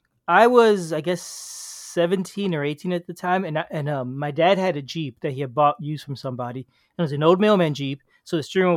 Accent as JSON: {"language": "English", "country": "Cuba", "tie": "born there", "said": "And one day, I was born in Cuba."}